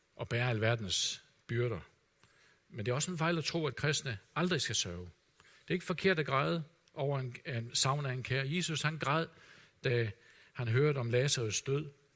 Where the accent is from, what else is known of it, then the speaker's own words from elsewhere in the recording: Denmark; som danskere